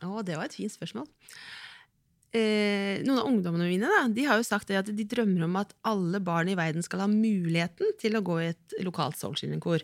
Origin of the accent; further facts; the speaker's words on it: Kragerø, Telemark, Norway; ungdomsgjengen fra Kragerø